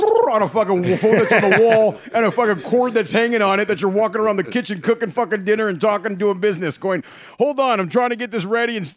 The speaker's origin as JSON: {"language": "English", "town": "San Jose", "region": "California", "country": "United States", "tie": "born or raised there", "said": "I'm born and raised in San Jose"}